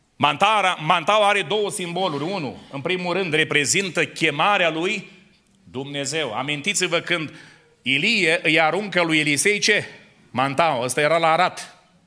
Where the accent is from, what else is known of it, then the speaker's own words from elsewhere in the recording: near Dumbrăveni, Suceava County, Romania; eu sunt din zona de lângă Dumbrăveni, din județul Suceava